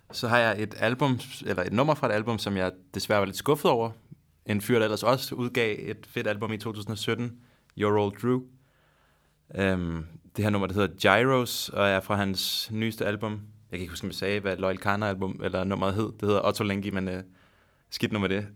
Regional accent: Denmark; så er det en sjov situation at være i som dansker, hvor man forstår svensk temmelig godt

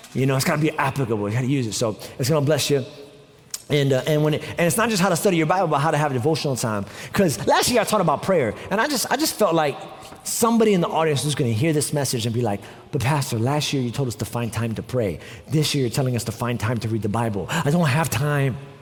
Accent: New York, United States; moved away; I'm also from New York.

